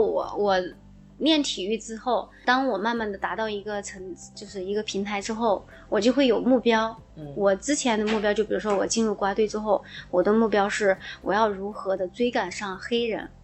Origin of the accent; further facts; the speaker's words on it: Guizhou, China; 我推荐一下大家去我的家乡旅游 因为贵州其实是一个旅游的好地方